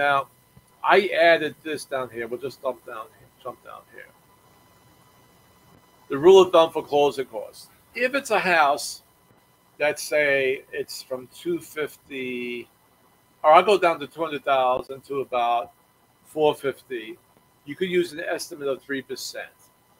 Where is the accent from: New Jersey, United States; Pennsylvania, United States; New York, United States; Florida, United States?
New York, United States; Brooklyn; now in Virginia, United States; And again, when I came down here, I'm coming from Brooklyn, New York, where homes are like five times more expensive than down here in Virginia.